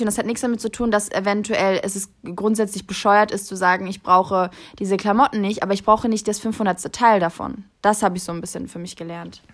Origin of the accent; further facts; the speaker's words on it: Kassel, Hesse, Germany; moved away as an adult; also born or lived in New York; now in Berlin, Germany; ich bin gebürtig aus Kassel, dort groß geworden und bis zur Schule, bis ich 18 war, habe ich auch dort gelebt.